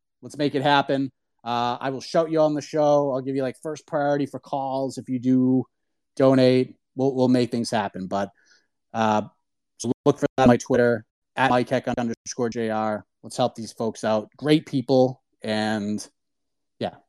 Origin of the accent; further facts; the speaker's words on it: Boston, Massachusetts, United States; also born or lived in Burlington, Massachusetts; I grew up in the Boston area